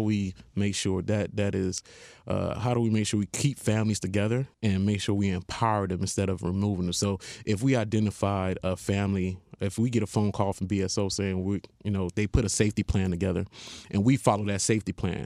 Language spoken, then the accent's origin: English; Haiti; moved away; I'm originally from Haiti